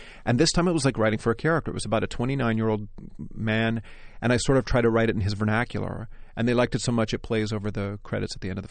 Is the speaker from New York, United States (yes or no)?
yes; New York, United States; I'm definitely a New Yorker. I definitely live in New York.